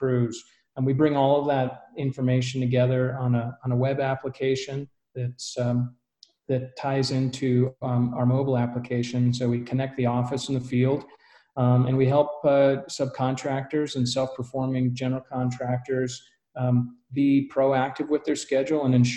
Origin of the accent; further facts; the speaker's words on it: Colorado, United States; I grew up in Colorado